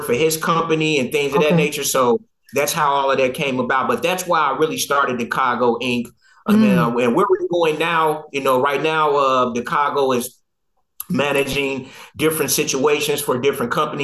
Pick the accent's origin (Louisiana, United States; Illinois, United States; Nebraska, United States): Illinois, United States; Chicago; moved away; also born or lived in Detroit, Michigan; I'm from Chicago, Illinois, born and bred, but we moved to Detroit in 85